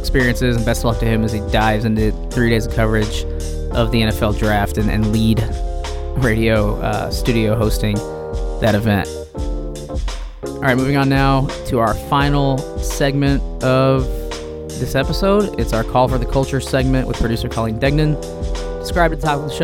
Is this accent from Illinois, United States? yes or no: yes; Champaign, Illinois, United States; moved away; I grew up in Champaign, Illinois